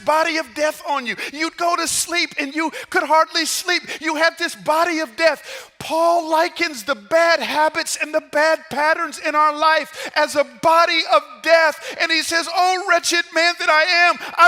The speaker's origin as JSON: {"language": "English", "town": "Atlanta", "region": "Georgia", "country": "United States", "tie": "born or raised there", "said": "I grew up in Atlanta"}